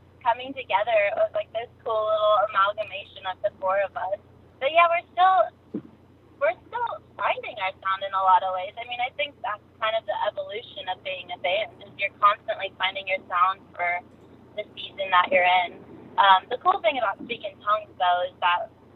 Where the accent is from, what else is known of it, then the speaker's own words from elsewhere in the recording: California, United States; I'm from California